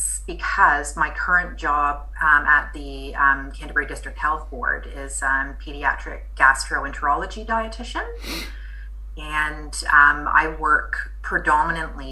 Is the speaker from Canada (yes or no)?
yes; Canada; moved away as an adult; also born or lived in Dunedin, New Zealand; now in Christchurch, New Zealand; I am Canadian born, but my dad is actually from New Zealand, and I moved over here at the sprightly young age of 18